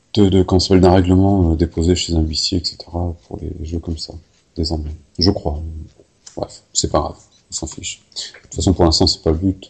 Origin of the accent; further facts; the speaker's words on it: Paris, Île-de-France, France; accent: Parisian; c'est mon accent parisien